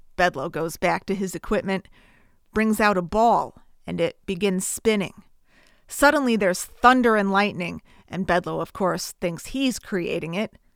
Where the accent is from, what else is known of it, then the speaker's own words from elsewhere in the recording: Bristol, Connecticut, United States; I'm from Bristol, Connecticut